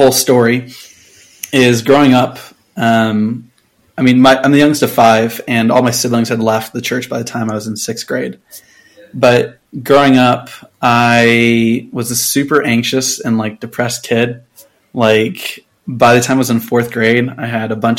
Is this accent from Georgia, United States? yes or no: no; Houston, Texas, United States; now in Utah, United States; I live in Utah. I grew up in Houston.